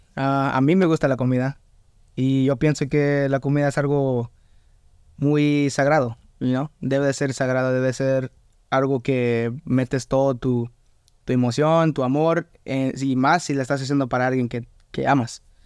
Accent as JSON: {"language": "Spanish", "town": "Atlanta", "region": "Georgia", "country": "United States", "tie": "born or raised there", "also_born_or_lived": "Mexico (family) / Louisiana", "moved": "yes", "lives_now": "Lafayette, United States", "said": "yo nací en, Estados Unidos, pero en Atlanta."}